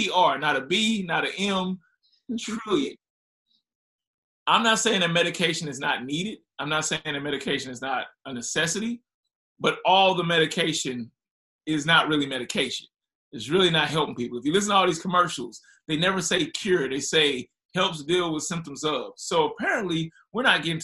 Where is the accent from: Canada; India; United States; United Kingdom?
United States; Ferguson, Missouri; moved away; also born or lived in Miami; I grew up in Ferguson